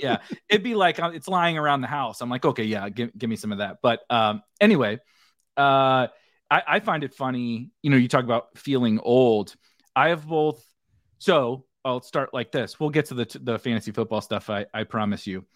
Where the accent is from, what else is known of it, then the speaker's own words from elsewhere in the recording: Midwest, United States; I'm from the Midwest. People hunt and stuff around here